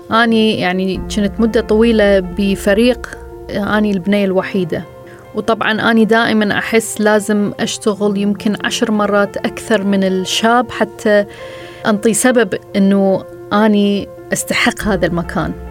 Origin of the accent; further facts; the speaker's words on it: Iraq; من العراق، وهذه قصتي.